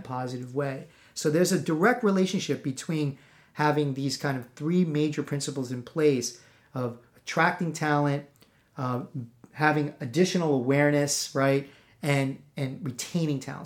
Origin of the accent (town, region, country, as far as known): East Coast, United States